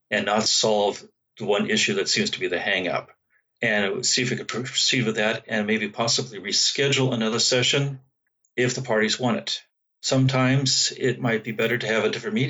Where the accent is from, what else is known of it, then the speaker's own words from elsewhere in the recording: San Francisco Bay Area, California, United States; I'm from the San Francisco Bay Area